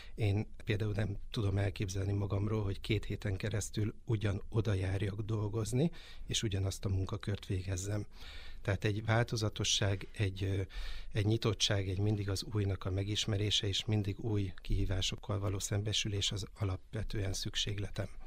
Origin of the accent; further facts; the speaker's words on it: Pilisszentiván, Pest, Hungary; now in Mende, Hungary; Én, ö, Pilis Szent Imánról származom